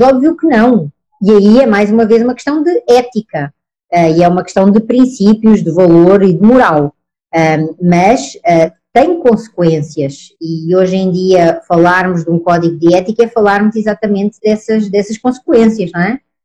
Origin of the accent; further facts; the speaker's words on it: Portugal; accent: Portuguese; moved away as an adult; now in Brazil; Eu estou aqui no Brasil desde 2013. Sou portuguesa, pelo sotaque, como veem